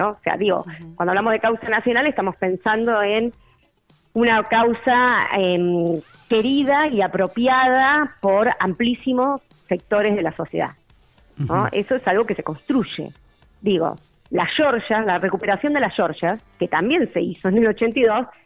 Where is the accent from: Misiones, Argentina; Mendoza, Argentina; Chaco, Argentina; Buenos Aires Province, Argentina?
Buenos Aires Province, Argentina; Bahía Blanca; Yo soy de Bahía Blanca, vivo acá en, en el valle hace alrededor de 11, 12 años pero nací en Bahía, Bahía Blanca es una ciudad del eh, litoral patagónico